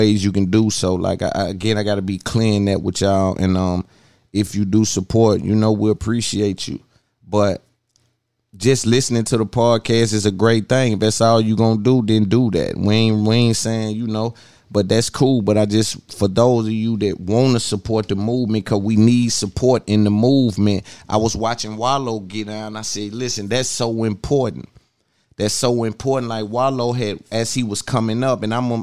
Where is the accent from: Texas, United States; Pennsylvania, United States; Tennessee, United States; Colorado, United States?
Tennessee, United States; Nashville; I'm from Nashville, Tennessee